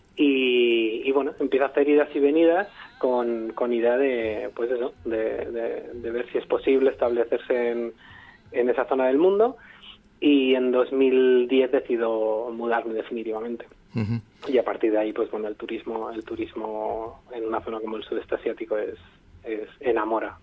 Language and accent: Spanish; Barcelona, Catalonia, Spain; moved away as an adult; now in Vietnam; Yo soy de Barcelona